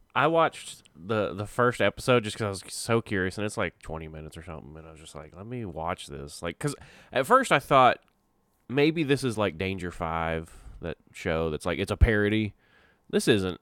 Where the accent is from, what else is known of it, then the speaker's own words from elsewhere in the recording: Texas, United States; I'm from Texas